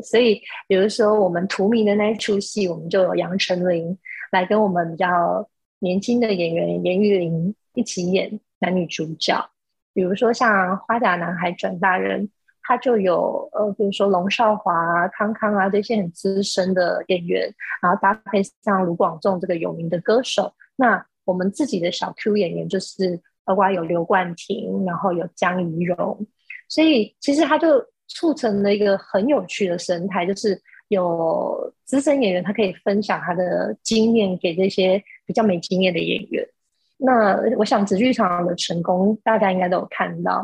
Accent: Changhua County, Taiwan; moved away as an adult; now in Taipei, Taiwan; 我是彰化人，然后，呃，我大学的时候来到台北念书，然后就一路住在台北，然后在这个念大学之后，我其实一路就住在台北，所以现在住在台北的时间已经比住在彰化的时间长了

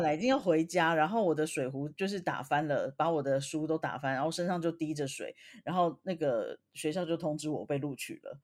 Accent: Taiwan; moved away; 我们台湾人

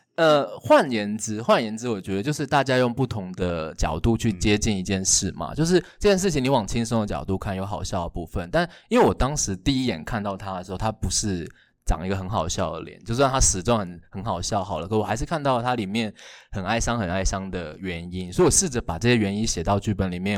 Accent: Kaohsiung, Taiwan; 我自己是高雄人， 然后我从小就是最容易被讲说，你台湾人不要公台语那一群人哦

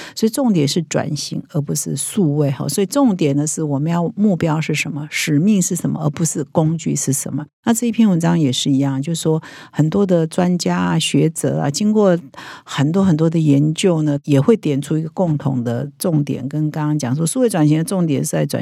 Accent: Taiwan; 我们台湾人

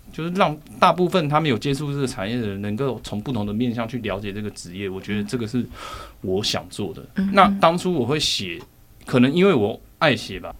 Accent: Zhongli, Taoyuan, Taiwan; also born or lived in Longtan, Taoyuan; 六岁之后我就跟我妈妈从楼盘搬到中立

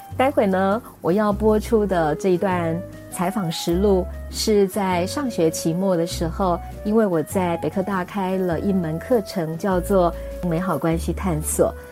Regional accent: Taiwan; 我们台湾

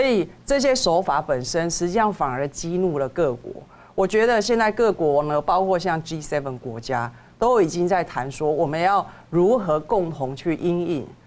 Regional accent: Taiwan; 所以我们台湾是可以宣称我们是中国的代表

